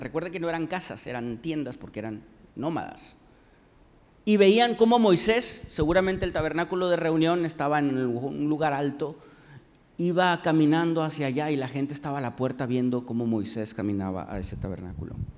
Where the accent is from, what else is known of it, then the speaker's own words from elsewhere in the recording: Monterrey, Nuevo León, Mexico; aquí como regios